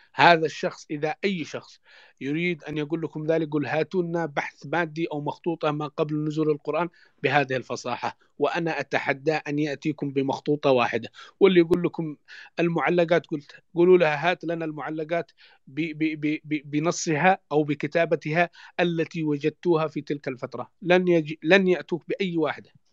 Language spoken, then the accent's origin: Arabic; Yemen; مننا كيمنيين